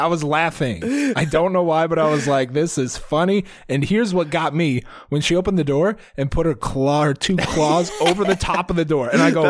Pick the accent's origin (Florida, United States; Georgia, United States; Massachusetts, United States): Georgia, United States; I'm from Georgia. Have you ever had a peach?